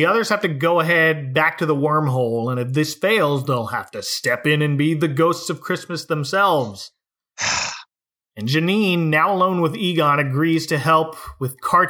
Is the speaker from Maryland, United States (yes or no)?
no; Utica, New York, United States; I'm from Utica.